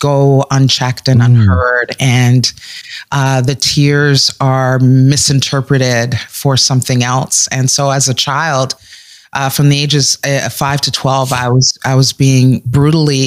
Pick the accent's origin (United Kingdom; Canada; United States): Canada; also born or lived in West Indies (Caribbean heritage); here in Canada